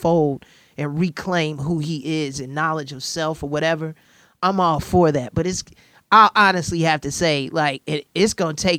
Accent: Chicago, Illinois, United States; as a Chicagoan

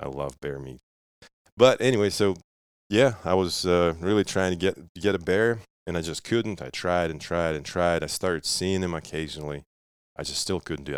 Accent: Russia; now in United States; I was growing up in Russia, and, and my dad used to hunt

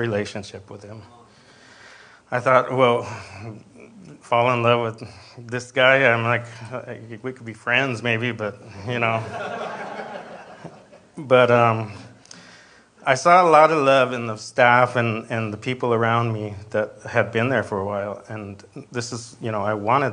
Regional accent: Escondido, California, United States; I was born and raised in Escondido with four siblings.

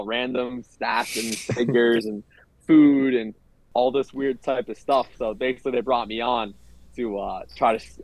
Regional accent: Weston, Florida, United States; moved away as an adult; I grew up in South Florida, Fort Lauderdale suburb called Weston

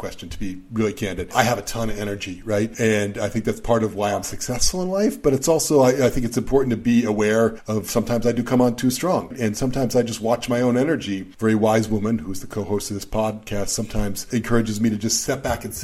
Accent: Boston, Massachusetts, United States; I was very young when I was growing up in Boston

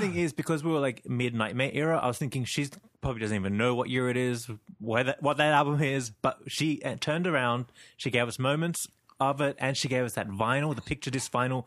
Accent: Sydney, New South Wales, Australia; I'm from Sydney, Australia

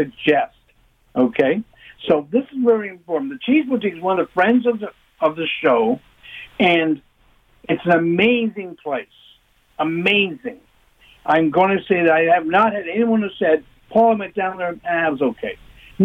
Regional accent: London, Ontario, Canada; now in Toronto, Canada; I grew up in London.

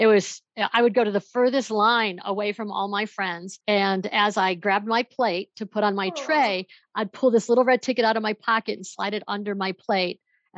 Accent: Buffalo, New York, United States; now in Denver, United States; So my background is I moved out here from Buffalo, New York. I'm in Denver, Colorado, and I moved out here to go to law school

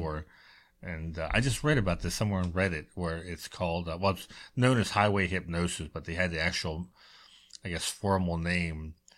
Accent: Baltimore, Maryland, United States; I'm growing up in Baltimore

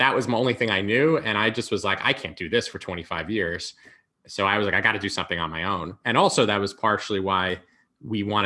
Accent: a suburb of New York City, United States; also born or lived in Manhattan; I grew up, in a suburb of New York City. I lived there until I was about 17

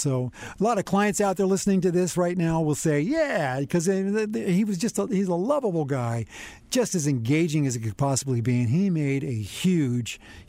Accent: Denver, Colorado, United States; moved away; I apologize to all the folks who think I'm a Yankee, even though I'm from Denver.

